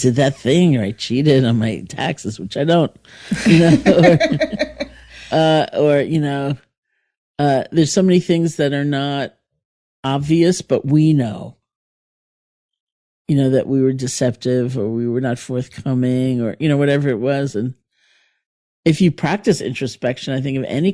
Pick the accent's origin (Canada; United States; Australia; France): United States; New York City, New York; moved away as an adult; also born or lived in Barre, Massachusetts / India / Buffalo; I grew up in New York City and went to college in Buffalo, went to India for years, came back